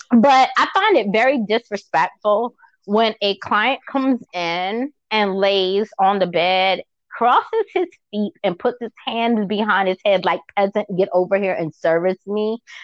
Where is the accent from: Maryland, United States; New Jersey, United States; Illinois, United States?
Maryland, United States; Baltimore; moved away; also born or lived in Virginia / Georgia; even back home when I was in Baltimore, because I'm from Maryland originally